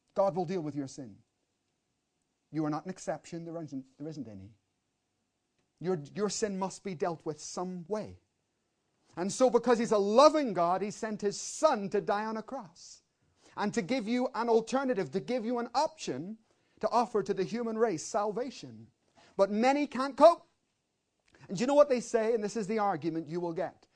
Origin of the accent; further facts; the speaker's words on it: Belfast, Northern Ireland, United Kingdom; I grew up in Belfast, in the middle of a war zone